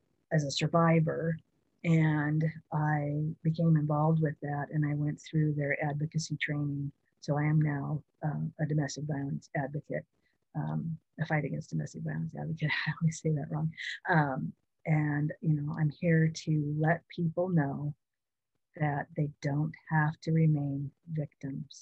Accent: Washington, United States; also born or lived in Oregon; move back to my home state of Washington

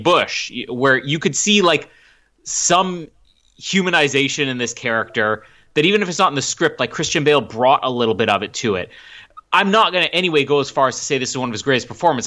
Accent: Canada; I'm Canadian.

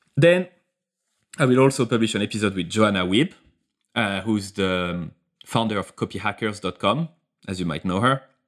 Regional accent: France; accent: French; English is a second language; my accent, my French accent

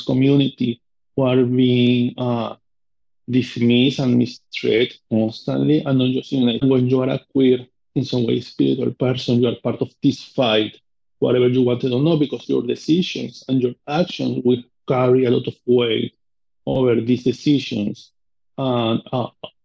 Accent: Amazonas, Venezuela; English is a second language; moved away as an adult; now in United States; from where I come from Venezuela, from South America

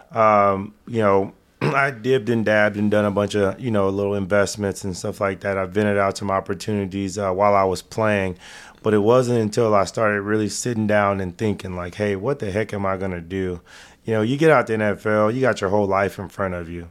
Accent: Dallas, Texas, United States; To do it in my hometown

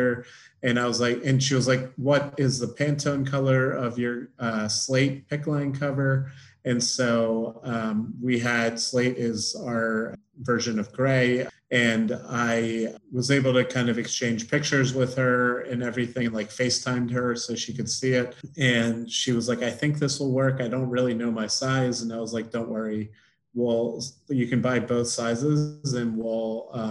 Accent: Baltimore, Maryland, United States; growing up in Baltimore, lacrosse is a big sport

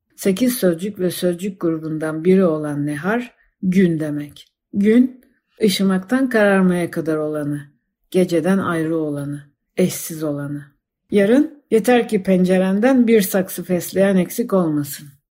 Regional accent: Istanbul, Turkey; also born or lived in Fener; Doğup büyüdüğüm yer olan Balat'ın hemen yanı başındaki sokaklarını ezbere bildiğim semt

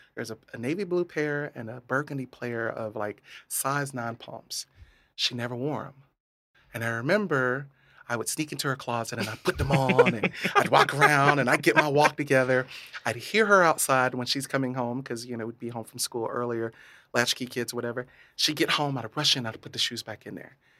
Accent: Hardee County, Florida, United States; So, uh, in Hardee County

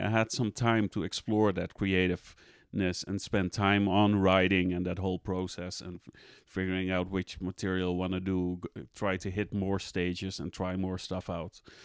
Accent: Amsterdam, North Holland, Netherlands; I'm Dutch, I'm from the Netherlands, Amst-, Amsterdam originally.

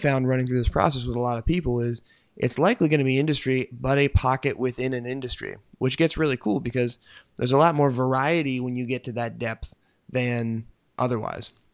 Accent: United States; I'm an American

